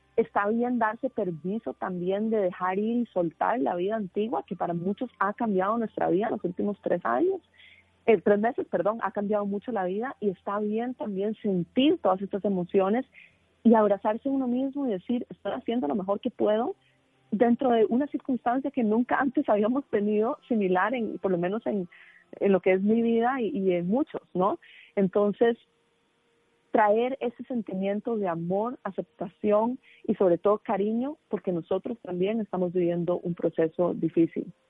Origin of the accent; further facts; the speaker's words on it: Costa Rica; moved away; estoy de vuelta en mi país de nacimiento en Costa Rica